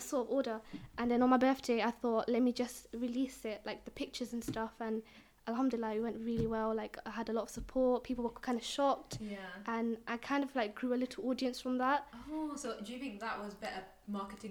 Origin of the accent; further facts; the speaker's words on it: London, United Kingdom; I'm from East London.